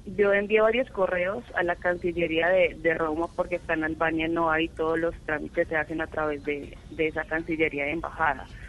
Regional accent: Boyacá, Colombia; now in Bogotá, Colombia; Vivo en Bogotá, soy boyacense.

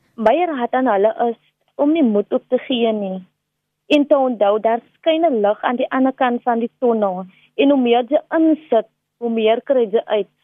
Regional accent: Delft, Western Cape, South Africa; ek het basies in Delft opgegroei.

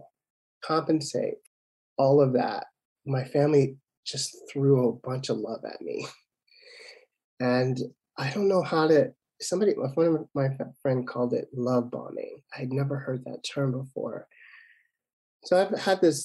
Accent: Chicago, Illinois, United States; in 1966 when I was born in Chicago, the south side of Chicago, in a heavily Christian household

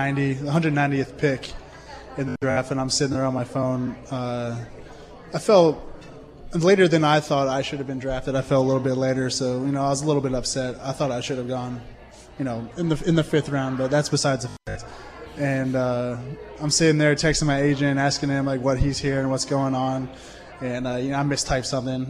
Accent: Philadelphia, Pennsylvania, United States; growing up in the Philadelphia area

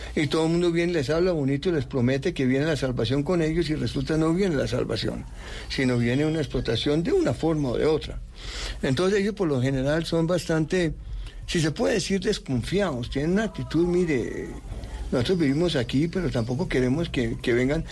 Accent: Bogotá, Colombia; born or raised there; also born or lived in United States / Europe

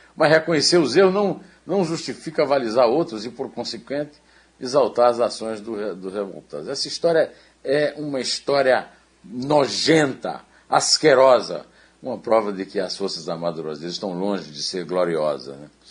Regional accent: Campina Grande, Paraíba, Brazil; also born or lived in Rio de Janeiro; now in São Paulo, Brazil; eu era adolescente em Campina Grande

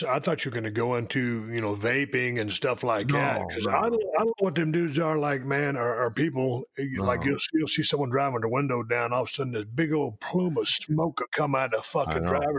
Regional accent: Georgia, United States; I am from Georgia.

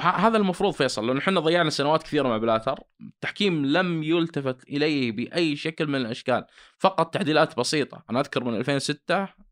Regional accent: Saudi Arabia; عندنا في السعوديه

